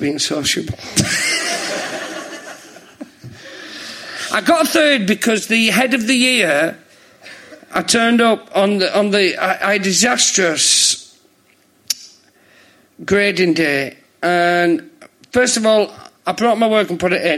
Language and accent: English; St Helens, North West England, United Kingdom; moved away as an adult; also born or lived in London; I'm from St. Helens